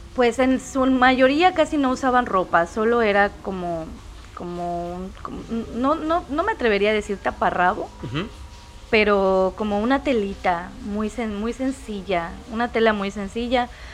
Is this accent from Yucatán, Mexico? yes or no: yes; Mérida, Yucatán, Mexico; yo por ejemplo soy yucateca, de la ciudad de Mérida